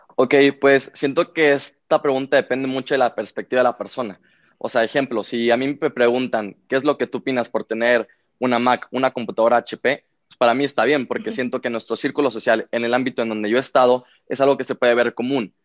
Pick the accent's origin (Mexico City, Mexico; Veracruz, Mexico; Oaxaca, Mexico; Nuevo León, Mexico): Nuevo León, Mexico; Monterrey; Yo vengo de Monterrey, Nuevo León